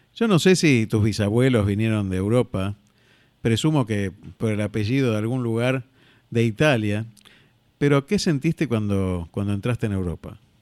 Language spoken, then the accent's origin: Spanish; Argentina; also born or lived in Spain